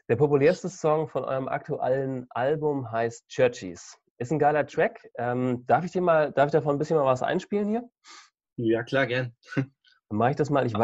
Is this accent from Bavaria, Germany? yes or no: no; Hamburg, Germany; Also ich bin in Hamburg aufgewachsen, am anderen Ende von Deutschland und ich bin damit aufgewachsen, dass mein Glaube für ziemlich viele Leute eine Witznummer war.